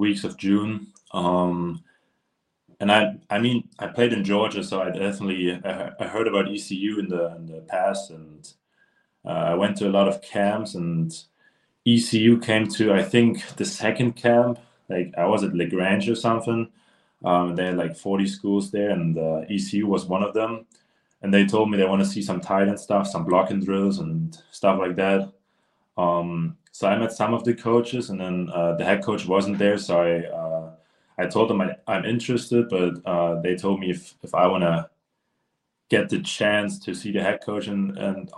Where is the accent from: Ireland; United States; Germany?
Germany; I played for my hometown team in Germany